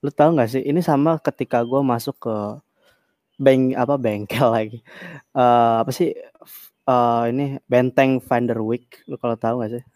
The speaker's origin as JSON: {"language": "Indonesian", "town": "Kebumen", "region": "Central Java", "country": "Indonesia", "moved": "yes", "lives_now": "Bali, Indonesia", "said": "Gua emang orang Kebumen, gua orang Kebumen. At least, iya, gua emang orang Jawa Sunda"}